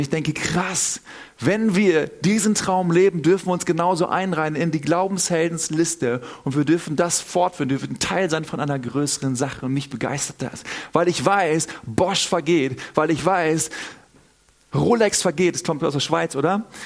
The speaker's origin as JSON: {"language": "German", "region": "Northern Germany", "country": "Germany", "moved": "yes", "lives_now": "Southern Germany, Germany", "said": "Also ich bin selber aus Norddeutschland, wohne in Süddeutschland"}